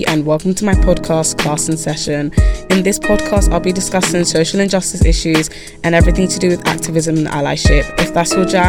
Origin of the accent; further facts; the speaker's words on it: United Kingdom; it gives us a chance to celebrate just being Black, being Black British, just being Black, period.